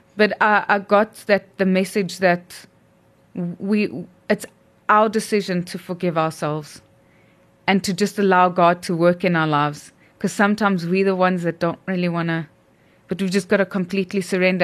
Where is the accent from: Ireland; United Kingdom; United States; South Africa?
South Africa; our South African roots